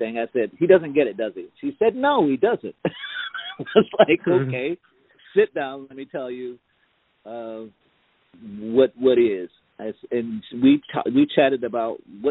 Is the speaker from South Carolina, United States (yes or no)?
yes; South Carolina, United States